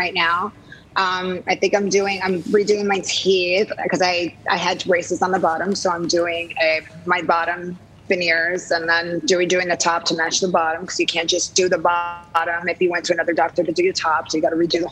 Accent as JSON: {"language": "English", "area": "Jersey Shore", "region": "New Jersey", "country": "United States", "tie": "born or raised there", "moved": "yes", "lives_now": "Los Angeles, United States", "said": "I grew up in New Jersey by the Jersey Shore"}